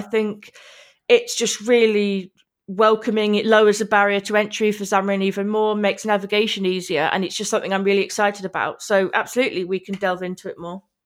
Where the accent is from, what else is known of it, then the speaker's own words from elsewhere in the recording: Manchester, North West England, United Kingdom; I'm from Manchester in Eng-, England